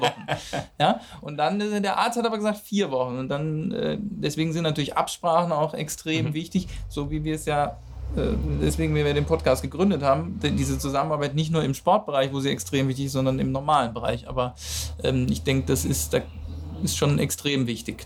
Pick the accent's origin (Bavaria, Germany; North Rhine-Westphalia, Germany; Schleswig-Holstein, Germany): North Rhine-Westphalia, Germany; Cologne; als Kölner